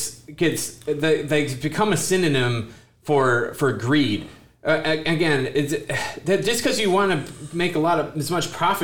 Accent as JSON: {"language": "English", "region": "Michigan", "country": "United States", "said": "I come from Michigan"}